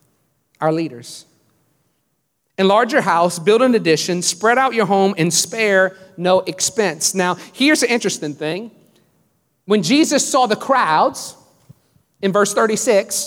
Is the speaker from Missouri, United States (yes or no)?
no; Louisiana, United States; now in Houston, United States; I grew up in Louisiana